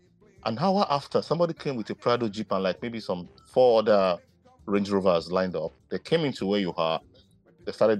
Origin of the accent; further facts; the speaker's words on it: Ogun State, Nigeria; moved away; I'm a Nigerian.